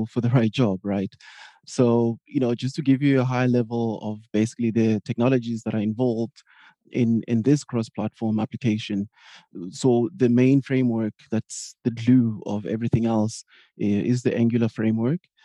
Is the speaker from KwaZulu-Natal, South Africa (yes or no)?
no; Johannesburg, Gauteng, South Africa; moved away as an adult; now in Berlin, Germany; I'm originally from Johannesburg, South Africa, sunny SA, as we like to call it, but currently living in Berlin, Germany.